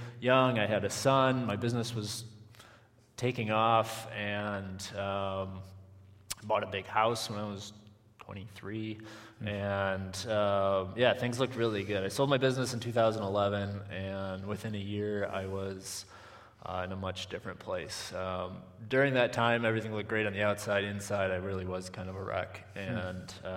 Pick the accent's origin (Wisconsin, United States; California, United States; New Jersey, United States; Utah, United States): Wisconsin, United States; western; I grew up on a farm in western Wisconsin